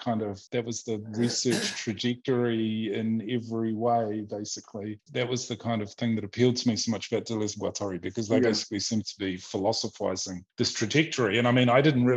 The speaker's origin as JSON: {"language": "English", "country": "New Zealand", "tie": "born or raised there", "also_born_or_lived": "Australia", "moved": "as an adult", "lives_now": "Vienna, Austria", "said": "I come from New Zealand, which is like, at least when I grew up in the 80s and the early 90s, it was like, there was nothing there"}